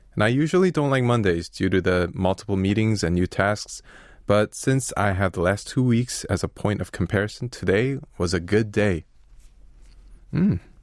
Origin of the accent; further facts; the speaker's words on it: Chicago, Illinois, United States; moved away as an adult; also born or lived in Korea; now in Seoul, South Korea; I'm actually from Chicago, uh, from the United States. I lived there pretty much my whole life, but it's been thirteen years since I've, I've come to Korea